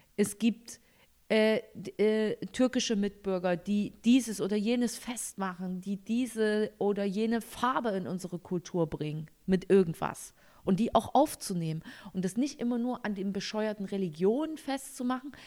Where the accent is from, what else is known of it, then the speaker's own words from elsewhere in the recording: East Germany, Germany; ich komme aus dem Osten